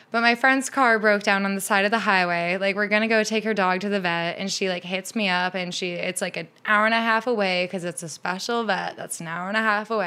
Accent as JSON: {"language": "English", "region": "Midwest", "country": "United States", "tie": "born or raised there", "moved": "yes", "lives_now": "Seattle, United States", "said": "I grew up in the Midwest"}